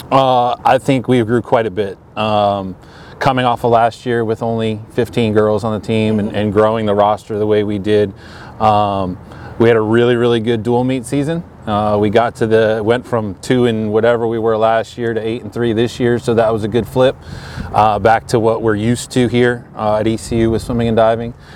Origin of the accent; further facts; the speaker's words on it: Connecticut, United States; now in Greenville, United States; I'm from Connecticut originally